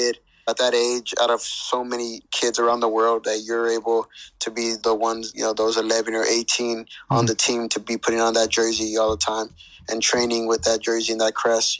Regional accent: Palmdale, California, United States; I grew up mostly in Palmdale, California.

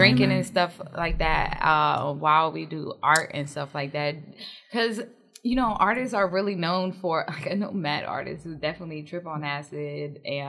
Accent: New Jersey, United States; now in Houston, United States; I'm from New Jersey.

